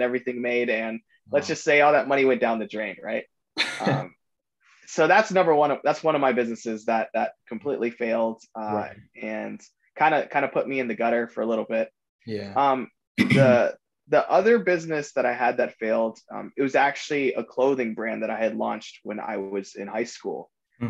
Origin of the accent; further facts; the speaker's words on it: South Florida, United States; I grew up in South Florida